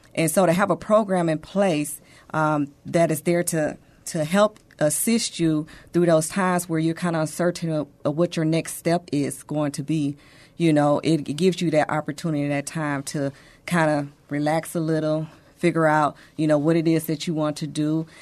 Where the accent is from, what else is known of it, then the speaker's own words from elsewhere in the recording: Monroe, Louisiana, United States; now in San Antonio, United States; I am from Monroe, Louisiana, but San Antonio is now my home.